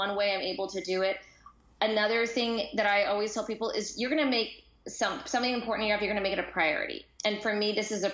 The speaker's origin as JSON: {"language": "English", "country": "United States", "also_born_or_lived": "Japan", "moved": "as an adult", "lives_now": "Italy", "said": "as Americans"}